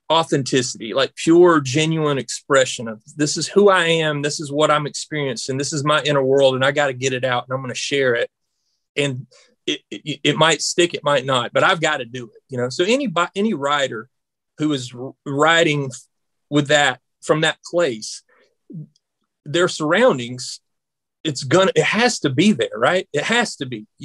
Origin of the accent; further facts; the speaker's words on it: Georgia, United States; They know I'm from Georgia, you know.